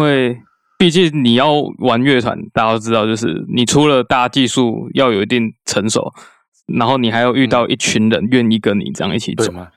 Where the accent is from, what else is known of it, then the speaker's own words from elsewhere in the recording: southern Taiwan, Taiwan; 因为我，就毕竟因为我在，住在南部